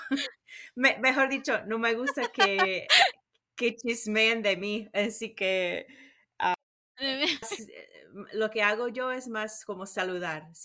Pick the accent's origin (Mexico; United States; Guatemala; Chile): United States; Somos raros los americanos.